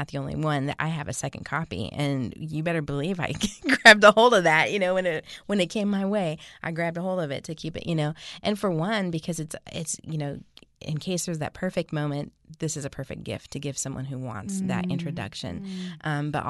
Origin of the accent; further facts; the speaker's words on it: Pacific Northwest, United States; I'm from the Northwest, so I'm like, Bellevue.